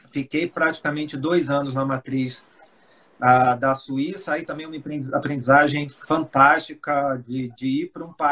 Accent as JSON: {"language": "Portuguese", "region": "Espírito Santo", "country": "Brazil", "tie": "born or raised there", "also_born_or_lived": "Rio de Janeiro", "said": "eu, acho que vocês já notaram pelo meu sotaque, eu sou carioca, mas fui criado no Espírito Santo."}